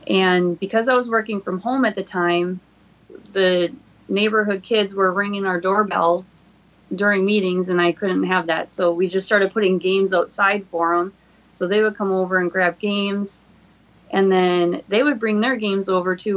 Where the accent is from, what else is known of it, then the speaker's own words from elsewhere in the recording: Peshtigo, Wisconsin, United States; the Peshtigo Fire, my hometown